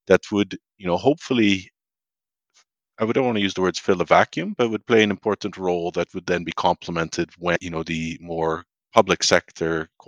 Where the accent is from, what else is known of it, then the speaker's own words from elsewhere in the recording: Canada; moved away; a Canadian based abroad